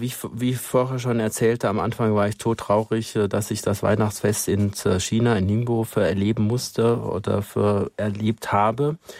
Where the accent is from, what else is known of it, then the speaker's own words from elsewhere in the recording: Germany; als Deutscher